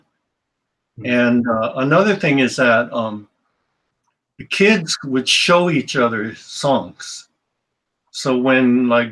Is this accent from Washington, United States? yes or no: yes; Seattle, Washington, United States; moved away; I grew up in the Central District of Seattle, which is the Black neighborhood